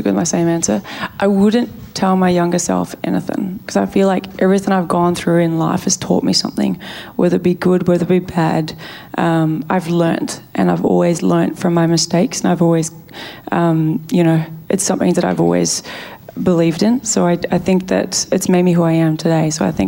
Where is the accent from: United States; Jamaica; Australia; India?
Australia; Melbourne, Victoria; I went to Eltham High School out in Melbourne